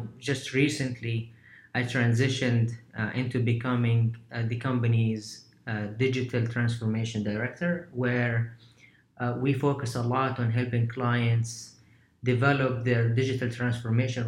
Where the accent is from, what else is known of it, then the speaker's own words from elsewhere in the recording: Medina, Medina Province, Saudi Arabia; moved away as an adult; also born or lived in London, United Kingdom / New York, United States; So I'm from Saudi, born and raised in the city of Medina, Medina Munawwara.